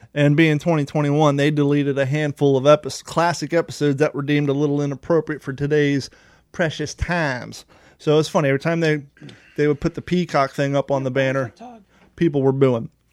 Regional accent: United States; moved away as an adult; also born or lived in Ohio / Kentucky; both of us growing up in Ohio and Kentucky

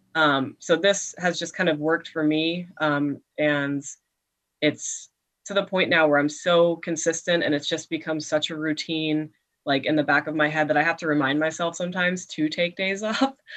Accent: Mountaintop, Pennsylvania, United States; moved away as an adult; now in Harrisburg, United States; tiny little town called Mountaintop where I grew up

